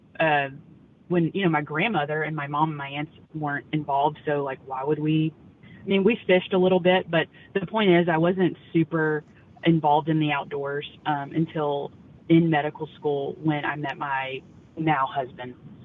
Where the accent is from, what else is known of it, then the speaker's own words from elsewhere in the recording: North Louisiana, United States; moved away as an adult; now in Dripping Springs, United States; I grew up in North Louisiana